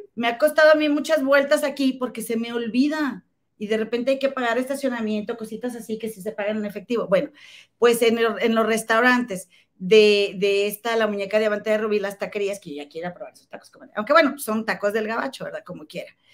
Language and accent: Spanish; Monterrey, Nuevo León, Mexico; somos de Monterrey